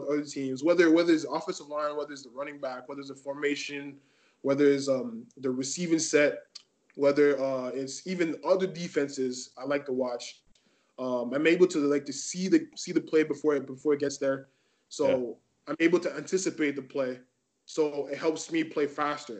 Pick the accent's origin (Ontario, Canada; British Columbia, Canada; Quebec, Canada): Quebec, Canada; Montreal; also born or lived in Laval; I'm glad to be here to represent Montreal, because that's where I live. This is my hometown.